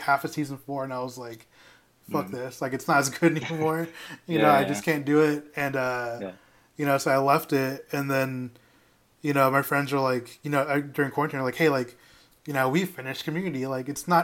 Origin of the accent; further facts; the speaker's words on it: Dallas, Texas, United States; I'm from Dallas